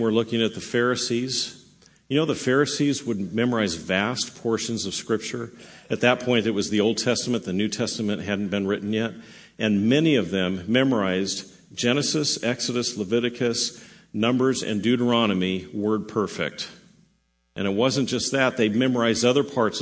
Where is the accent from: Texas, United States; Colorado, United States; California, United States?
California, United States; Southern; I grew up in Southern California